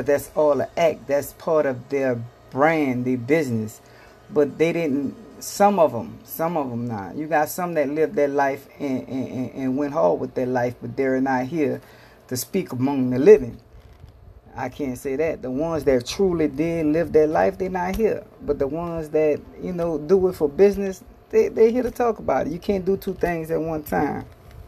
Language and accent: English; New Orleans, Louisiana, United States; I come from New Orleans, Louisiana